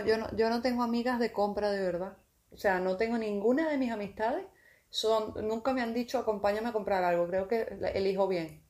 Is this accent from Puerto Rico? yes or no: no; Venezuela; also born or lived in A Coruña; now in Málaga, Spain; en mi país eso no es algo que se vea